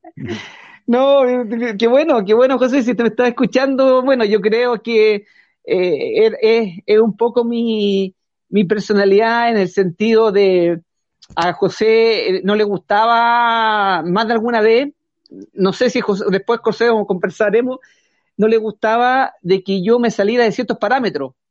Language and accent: Spanish; Curacaví, Santiago Metropolitan Region, Chile; yo me crié, yo soy nacido y criado en Curacaví